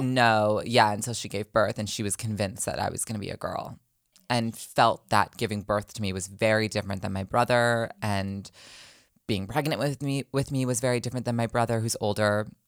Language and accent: English; New Jersey, United States; moved away as an adult; also born or lived in New York; now in Los Angeles, United States; I was born originally, I'm from Los Angeles, um, middle school and high school. I was in New Jersey